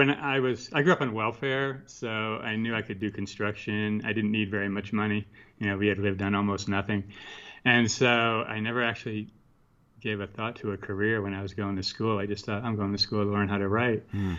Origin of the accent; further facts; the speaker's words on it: Connecticut, United States; moved away as an adult; now in Santa Fe, United States; I went back east first, where I'm from. I'm from Connecticut